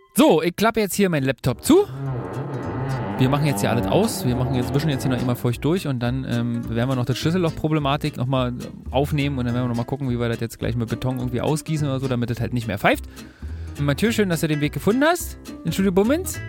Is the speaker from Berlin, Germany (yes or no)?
yes; Berlin, Germany; wir Berliner